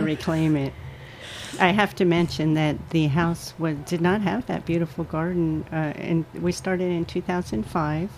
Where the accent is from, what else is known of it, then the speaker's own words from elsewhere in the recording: Virginia, United States; now in New York, United States; I grew up in Virginia